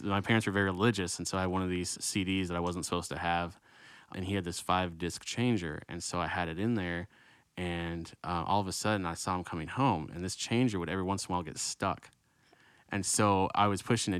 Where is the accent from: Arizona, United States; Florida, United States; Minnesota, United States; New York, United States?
Florida, United States; Orlando; moved away; That's where I was born. I was born in Orlando.